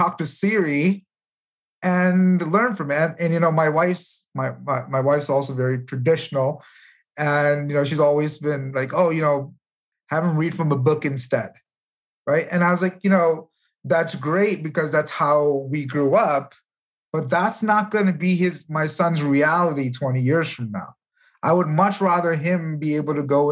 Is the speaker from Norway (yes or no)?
no; India; moved away; I come from India. I was born there